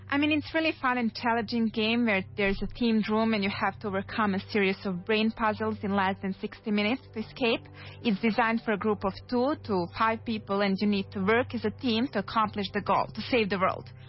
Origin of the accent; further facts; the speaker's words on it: Serbia; now in Madrid, Spain; I'm actually from Serbia